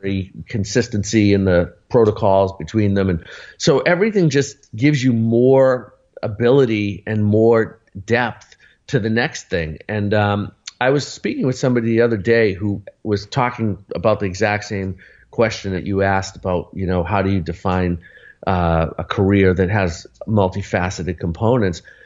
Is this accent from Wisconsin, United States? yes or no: no; Arlington, Massachusetts, United States; Lexington Music Center, which was next to Arlington, where I grew up in Boston